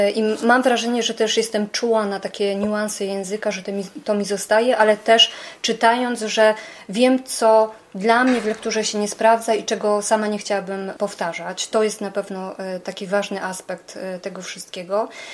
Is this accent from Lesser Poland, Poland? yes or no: yes; Beskid Sądecki, Lesser Poland, Poland; jako taka nastolatka w tym Beskidzie Sądeckim, w małej wsi, wychowując się w gospodarstwie